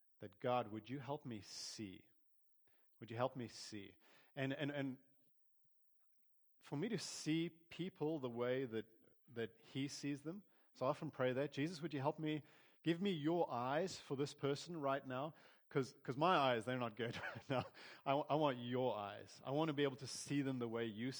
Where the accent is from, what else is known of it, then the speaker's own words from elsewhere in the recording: South Africa; growing up in South Africa, I had, on my mom's side of the family, we'd get together. They were all German